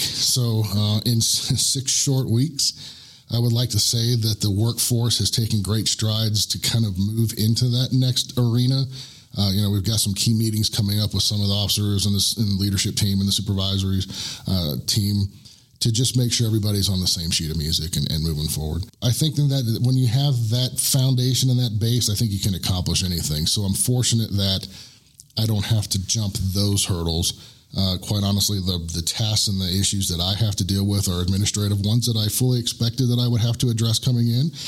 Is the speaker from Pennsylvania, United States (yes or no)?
no; Orlando, Florida, United States; moved away as an adult; now in Woodland Park, United States; I am from Central Florida. I am from the Orlando area